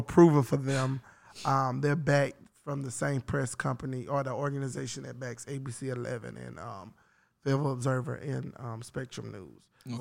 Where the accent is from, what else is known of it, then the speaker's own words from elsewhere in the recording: North Carolina, United States; now in Atlanta, United States; I'm from North Carolina